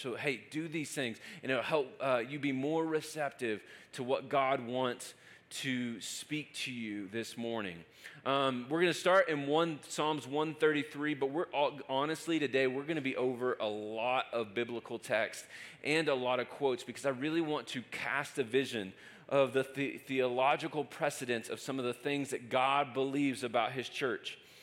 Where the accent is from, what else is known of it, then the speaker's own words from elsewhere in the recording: Lubbock, Texas, United States; moved away as an adult; now in Denver, United States; I'm from West Texas and just moved to Colorado